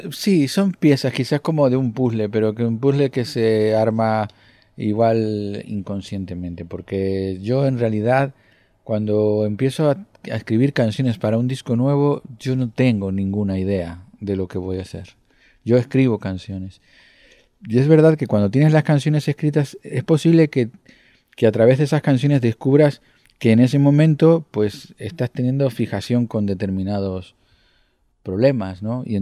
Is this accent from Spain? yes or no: yes; Canary Islands, Spain; moved away as an adult; now in Madrid, Spain; Cuando yo llegué de Tenerife ya traía algunas canciones del disco Golosinas